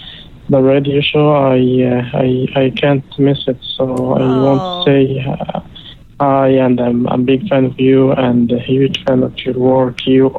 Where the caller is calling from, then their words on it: Dubai, United Arab Emirates; Yes. I'm good. … from Dubai.